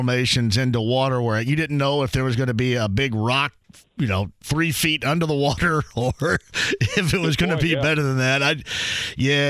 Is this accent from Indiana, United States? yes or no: yes; Owensburg, Indiana, United States; Owensburg, Indiana is my hometown, and it has 250 people